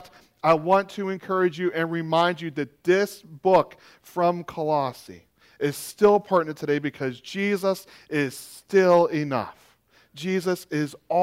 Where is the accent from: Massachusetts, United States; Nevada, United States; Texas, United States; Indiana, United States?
Massachusetts, United States; Boston; also born or lived in Maine; I'm from Boston, and we like to win